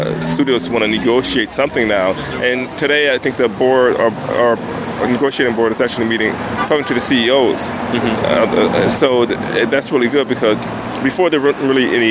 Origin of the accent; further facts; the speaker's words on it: Compton, California, United States; I grew up in Compton